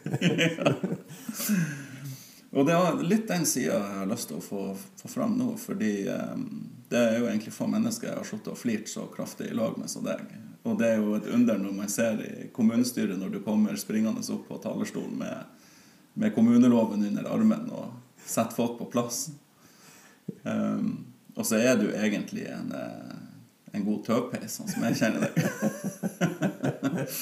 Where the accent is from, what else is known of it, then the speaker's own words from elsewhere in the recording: Sørreisa, Troms, Norway; der jeg vokste opp i eh, sus og dus på Forøya i Sørreisa